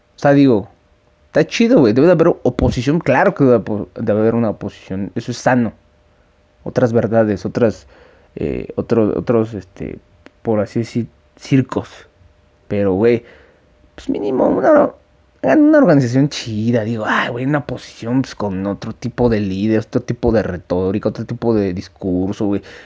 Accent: Mexico; yo soy un ciudadano mexicano

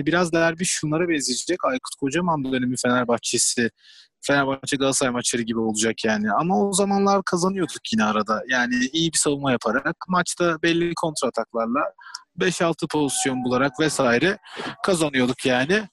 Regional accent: İzmir, Turkey; now in Rotterdam, Netherlands; önceki memleketimize döndüğümüz için çok mutluyuz yani. Valla özlemişim İzmir'i.

